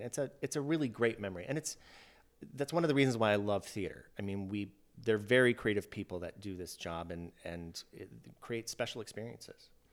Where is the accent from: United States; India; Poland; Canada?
United States; Iowa; moved away; I grew up in Iowa